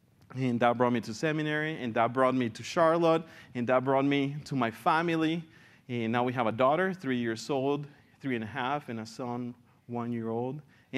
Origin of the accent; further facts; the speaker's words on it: San Jose, Costa Rica; born there; I was born in San Jose, Costa Rica, when my dad and my mother, who are from El Salvador, were planting a church.